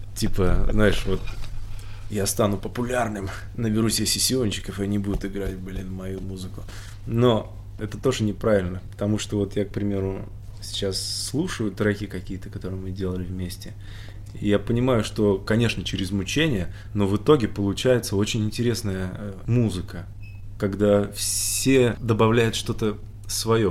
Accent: Siberia, Russia; now in Moscow, Russia; мы же все из Сибири

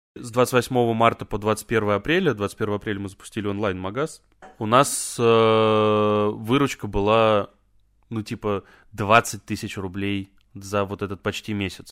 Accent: Volzhsky, Volgograd Oblast, Russia; moved away as an adult; also born or lived in Saint Petersburg; now in Moscow, Russia; я из Волжского, это под Волгоградом.

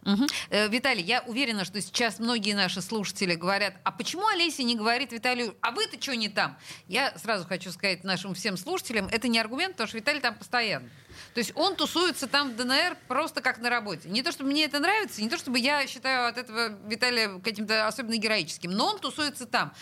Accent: Saint Petersburg, Russia; Я в пятом поколении петербурженка.

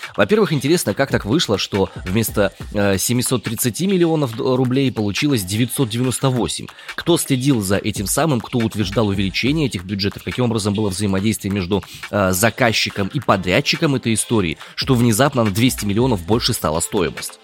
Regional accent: Omsk, Omsk Oblast, Russia; Я из Омска родом.

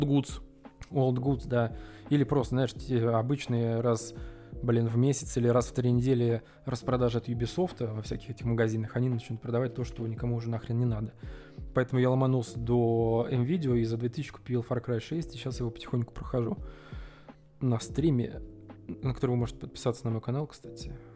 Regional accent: Russia; also born or lived in Tula; мы из России

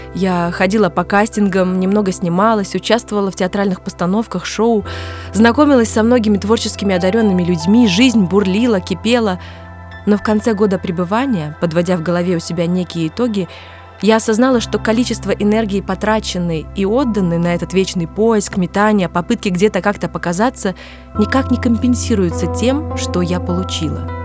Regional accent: Smolensk, Smolensk Oblast, Russia; moved away as an adult; also born or lived in Moscow; из Смоленска. И сразу за мной стоял мой город, моя родина

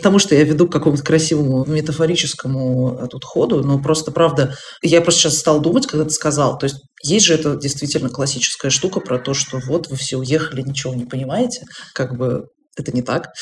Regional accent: Russia; moved away as an adult; now in Germany; я из России

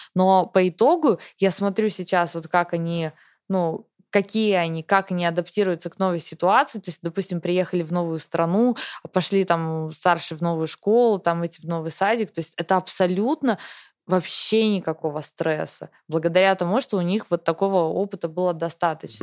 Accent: Russia; first language Russian; moved away as an adult; мне всегда в России мне хорошо, у меня там семья, у меня там все, работа, мой родной язык

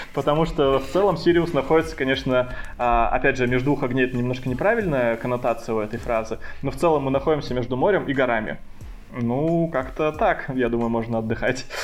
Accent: Chita, Zabaykalsky Krai, Russia; moved away as an adult; also born or lived in Tomsk; now in Sochi, Russia; Я сам не из Томска, я приехал э, вообще туда из Читы э, поступать, и, соответственно, там и остался

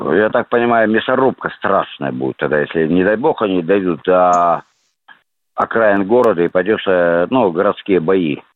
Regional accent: Kamchatka Krai, Russia; Да, я с Камчатки.

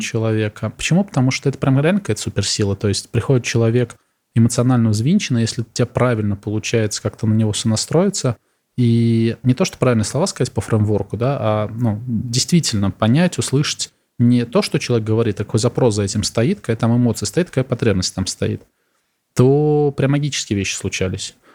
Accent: Samara, Samara Oblast, Russia; moved away; Я из Самары сам

